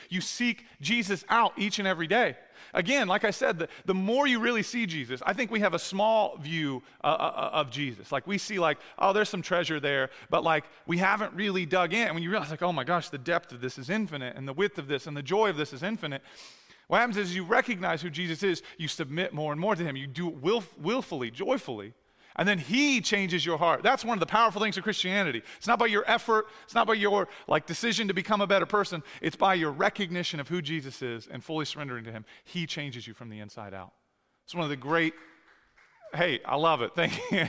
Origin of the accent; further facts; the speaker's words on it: United States; I was born in America